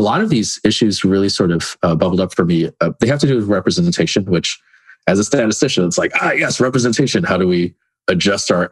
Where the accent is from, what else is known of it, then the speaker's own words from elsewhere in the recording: California, United States; moved away as an adult; also born or lived in Philippines / North Carolina; originally I'm from California, and then before that, the Philippines. And I take it for granted how many Filipinos there were in California